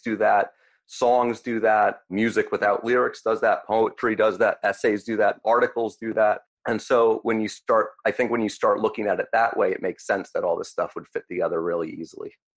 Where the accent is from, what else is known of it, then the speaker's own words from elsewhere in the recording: United States; I grew up 20 minutes outside of New York City